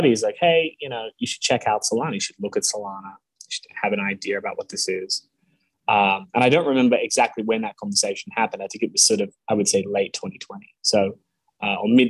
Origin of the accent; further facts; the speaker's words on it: Australia; moved away; also born or lived in United States / California; I grew up in Australia, but I was born in the States.